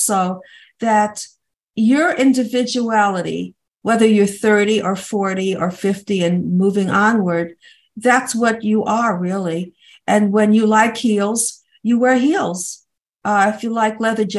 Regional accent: New Jersey, United States; I'm from New Jersey

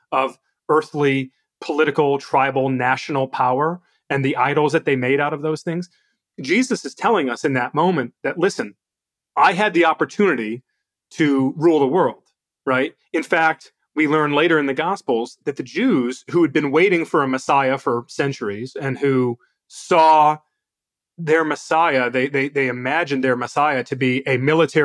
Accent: United States; I'm proud to be an American

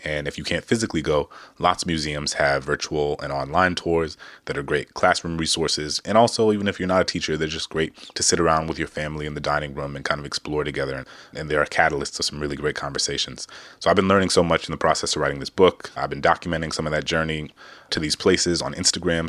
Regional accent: New Orleans, Louisiana, United States; the Big Easy, my hometown

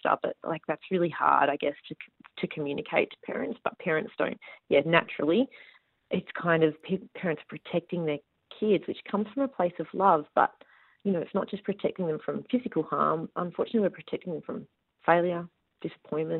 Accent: Busselton, Western Australia, Australia; I grew up rurally. I grew up in Busselton

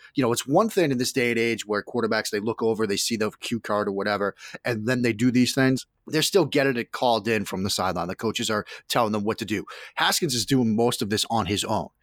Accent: Boston, Massachusetts, United States; now in Washington, D.C., United States; I'm a guy from Boston

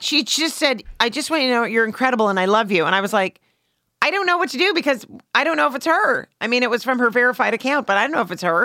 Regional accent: Canada; I'm Canadian

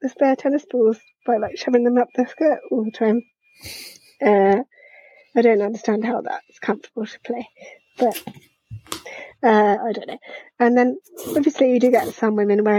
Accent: United Kingdom; as a British person

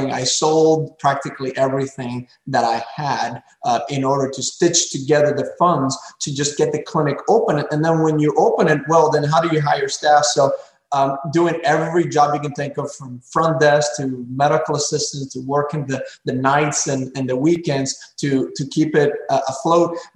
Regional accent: Pembroke Pines, Florida, United States; there was an abandoned Circuit City uh, in this corner of uh, my hometown, Pembroke Pines, Florida, in Broward County

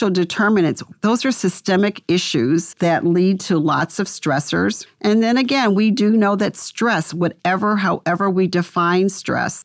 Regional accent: Cleveland, Ohio, United States; I grew up around Cleveland Clinic and went to elementary school to first grade.

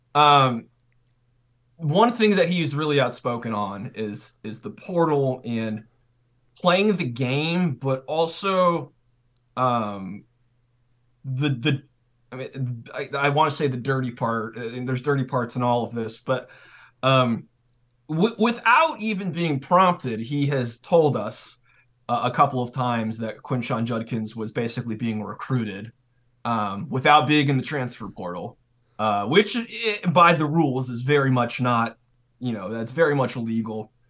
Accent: California, United States; also born or lived in Idaho / Wyoming / Boise, Idaho; now in Oxford, United States; I'm from California, so but I lived in like the Mountain West territory, so like Idaho, Wyoming

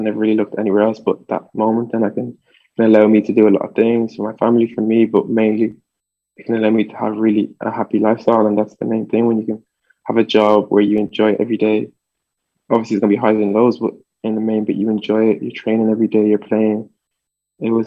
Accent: Dublin, Leinster, Ireland; born or raised there; English is a second language; also born or lived in France

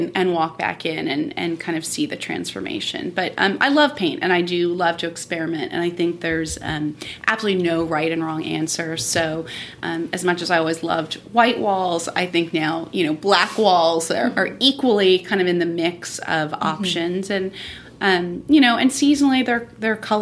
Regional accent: Miami, Florida, United States; also born or lived in San Francisco; now in Nashville, United States; I grew up in Miami

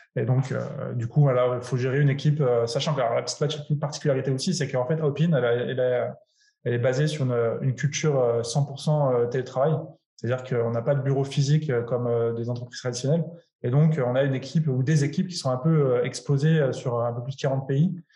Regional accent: France; je suis français

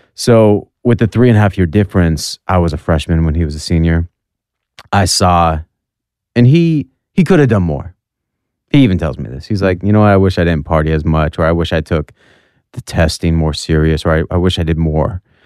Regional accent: North Dakota, United States; we're from North Dakota, we didn't have that much money.

